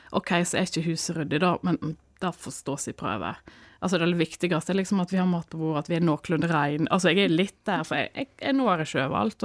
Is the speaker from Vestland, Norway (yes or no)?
yes; Askvoll, Vestland, Norway; also born or lived in Dale i Sunnfjord; now in Dale, Norway; Jeg er fra Askvoll